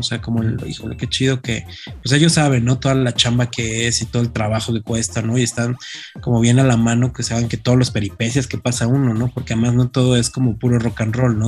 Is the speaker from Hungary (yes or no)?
no; Mexico; ser mexicanos, sino ya como latinos